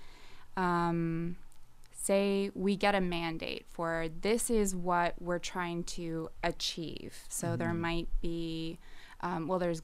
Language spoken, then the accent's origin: English; Nova Scotia, Canada; also born or lived in New Brunswick / Toronto; I'm originally from the Maritimes. So born in New Brunswick, moved to Nova Scotia when I was 10, and then was basically raised here